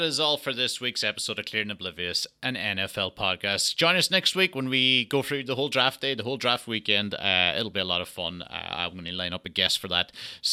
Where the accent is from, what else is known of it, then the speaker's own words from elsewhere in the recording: Texas, United States; and as a Texan, you just take, like, on any big board, two people outside the first 100